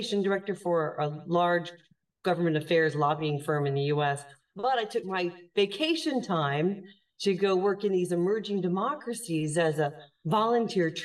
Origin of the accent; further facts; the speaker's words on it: United States; moved away as an adult; now in Ireland; I am an American. As you mentioned, we're talking from across the ocean. I live full-time in Europe, in Ireland now